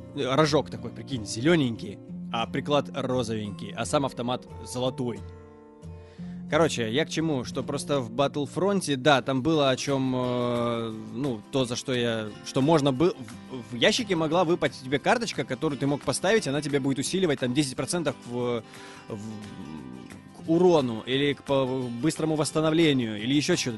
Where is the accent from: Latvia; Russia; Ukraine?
Ukraine; Mariupol, Donetsk Oblast; Мариуполь, мой родной город